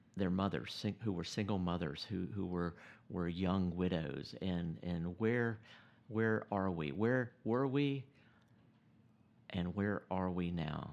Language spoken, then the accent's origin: English; United States; I'm an American